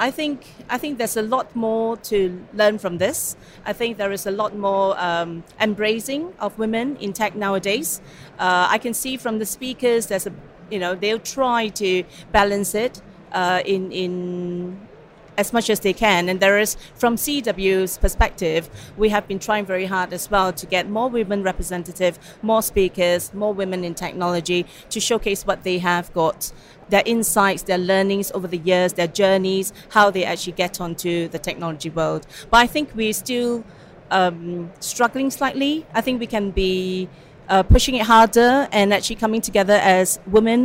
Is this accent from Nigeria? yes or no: no; Singapore; moved away as an adult; also born or lived in Hong Kong; now in Cambridge, United Kingdom; Where I'm from, personally, I'm from Singapore